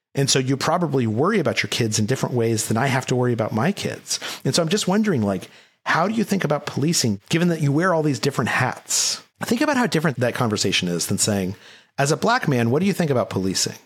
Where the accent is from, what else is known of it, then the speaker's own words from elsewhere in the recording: Albuquerque, New Mexico, United States; Albuquerque, New Mexico. I went to Valley High School